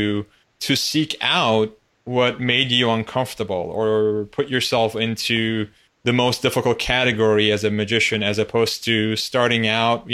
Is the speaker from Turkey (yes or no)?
yes; Turkey; I grew up in Turkey, which is a very conformist, community-oriented country